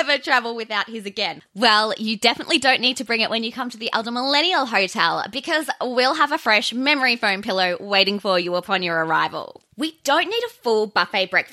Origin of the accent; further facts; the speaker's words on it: Australia; I'm Australian, I'm a bogan